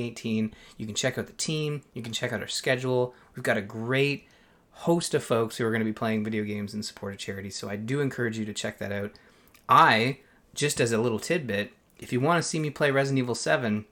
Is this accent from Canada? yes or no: yes; Canada; I'm Canadian